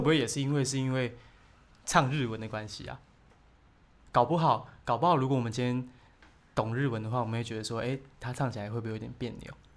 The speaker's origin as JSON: {"language": "Chinese", "region": "Taoyuan", "country": "Taiwan", "tie": "born or raised there", "said": "我小时候是在小眷村出生的，嗯。对，就是在桃园的某个小眷村这样子"}